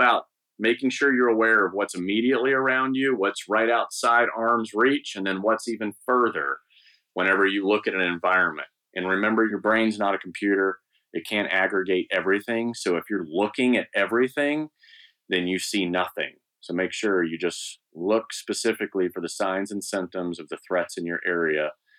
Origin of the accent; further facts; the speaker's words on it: Eastern Province, Saudi Arabia; it was the only thing to do growing up in Saudi Arabia. I was there from the second grade to high school.